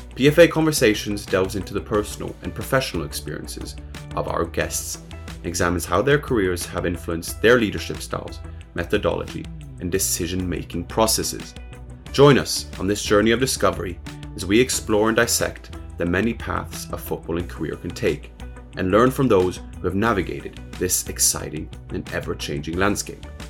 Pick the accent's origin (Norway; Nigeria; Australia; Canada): Norway; I'm from Norway